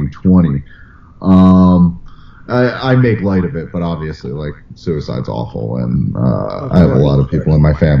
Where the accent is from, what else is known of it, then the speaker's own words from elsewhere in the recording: United States; I grew up right near New York